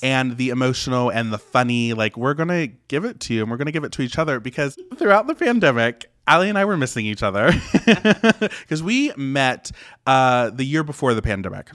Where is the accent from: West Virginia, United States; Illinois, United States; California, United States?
West Virginia, United States; I was born and raised in West Virginia, super small town, super rural area.